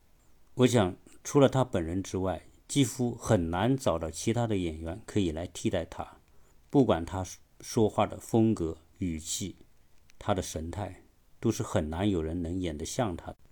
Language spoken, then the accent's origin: Chinese; China; 我们中国人都是非常熟悉的。